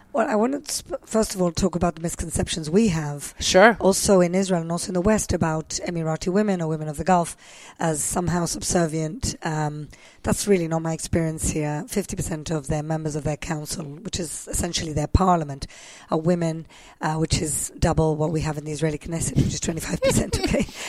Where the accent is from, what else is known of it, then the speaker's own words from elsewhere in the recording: Gibraltar; moved away; I grew up in Gibraltar, which is, you know, southern Mediterranean country. It's a British colony.